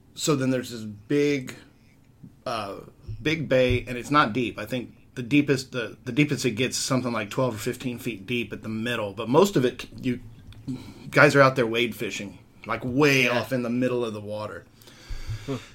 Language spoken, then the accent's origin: English; Portland, Texas, United States; also born or lived in Houston, Texas; when I was about six and a half, seven years old, we moved from Houston, which is nowhere near the water, to Portland, which is on the water